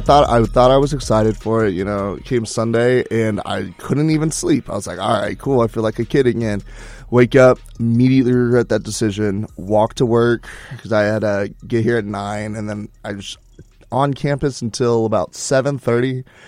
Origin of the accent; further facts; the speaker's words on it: Houston, Texas, United States; moved away as an adult; I'm from Houston